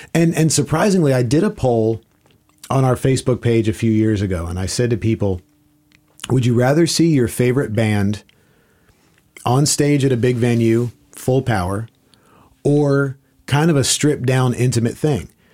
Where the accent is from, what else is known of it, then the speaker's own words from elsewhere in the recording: South Florida, United States; moved away as an adult; I grew up in South Florida